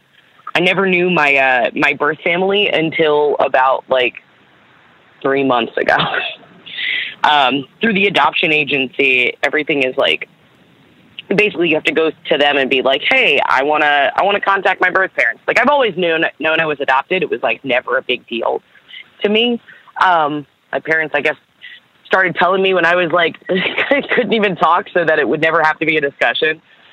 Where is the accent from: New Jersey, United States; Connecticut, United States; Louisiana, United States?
New Jersey, United States; Camden; born there; So I was born in Camden, New Jersey. I'm adopted, and my birth parents were from that area, like the Philly area.